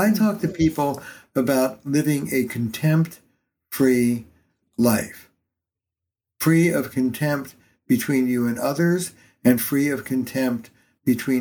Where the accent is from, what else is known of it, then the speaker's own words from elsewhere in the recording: New York, United States; now in Boston, United States; I'm a New Yorker